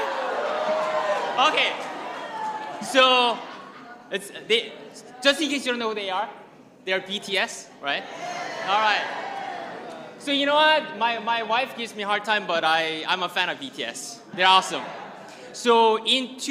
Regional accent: South Korea; now in United States; I'm from South Korea, and please don't ask if I'm from North Korea

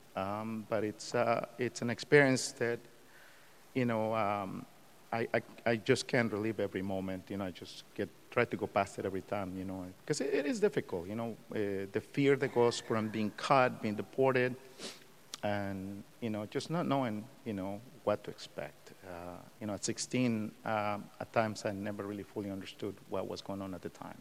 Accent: Mexico; now in United States; I'm an immigrant from Mexico. I was born and raised there.

